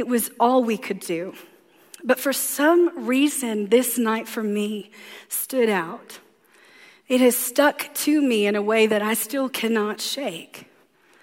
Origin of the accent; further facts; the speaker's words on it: the South, United States; I'm from the South, so there it is, the dirty, dirty.